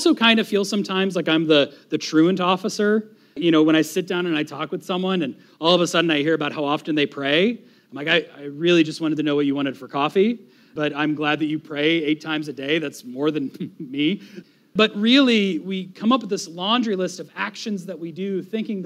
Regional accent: Florida, United States; as an American, as a Floridian

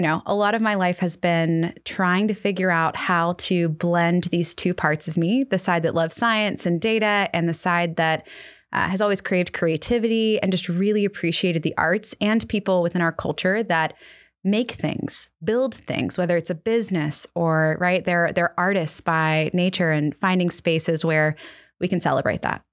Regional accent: Annapolis, Maryland, United States; We, uh, live in my hometown of Annapolis, Maryland.

